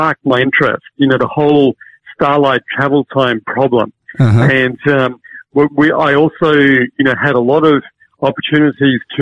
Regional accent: Hong Kong; moved away; also born or lived in Cambridge; I grew up in Hong Kong

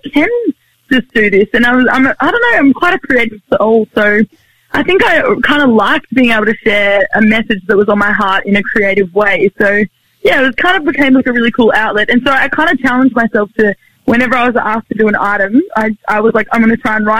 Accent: Sunshine Coast, Queensland, Australia; I grew up on the Sunshine Coast in, like on this 27-acre kind of mini farm thing

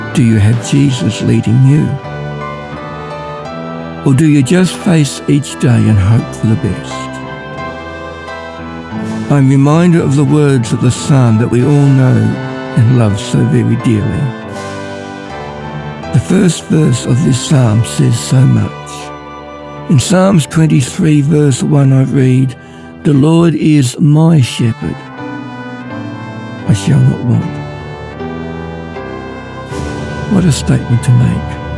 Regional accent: Ballarat, Victoria, Australia; I'm from Ballarat.

